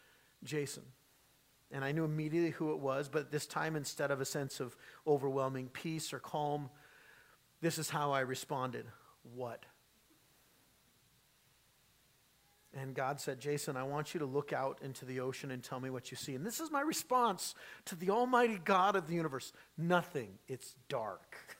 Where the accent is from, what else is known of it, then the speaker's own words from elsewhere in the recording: San Diego, California, United States; moved away; growing up in San Diego